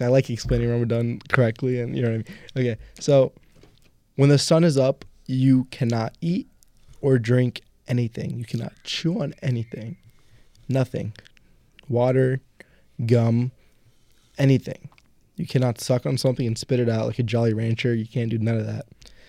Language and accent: English; Jersey City, New Jersey, United States; also born or lived in Woodbridge, New Jersey; I grew up in Jersey City.